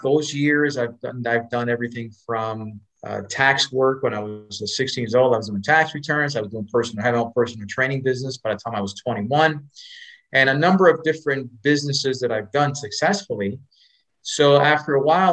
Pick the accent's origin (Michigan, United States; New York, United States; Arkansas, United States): New York, United States; New York City; also born or lived in North Dallas, Texas; now in Dallas, United States; I grew up in Spanish Harlem